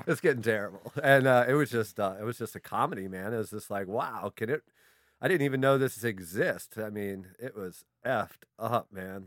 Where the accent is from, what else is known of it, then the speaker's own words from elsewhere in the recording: Vienna, Virginia, United States; I grew up in Vienna